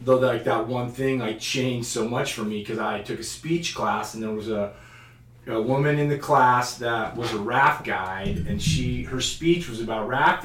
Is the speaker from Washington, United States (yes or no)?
yes; Carnation, Washington, United States; I grew up in Carnation, Washington, just a small town. Grew up in the house my mom grew up in, as a matter of fact.